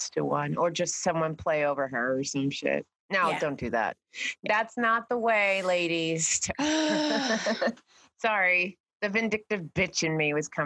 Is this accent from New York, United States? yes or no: yes; New York, United States; I'm also from New York and I was, yeah, we were right next to Broadway. Everyone was, it was a fierce competition even in high school